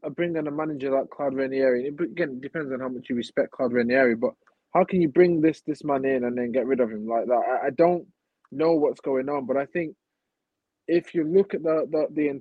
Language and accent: English; Stoke-on-Trent, West Midlands, United Kingdom; I remember my hometown, Stoke City